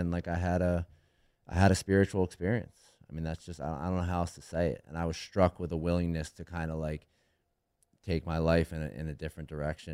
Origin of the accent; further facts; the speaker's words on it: right outside of Philadelphia, Pennsylvania, United States; I grew up right outside of Philly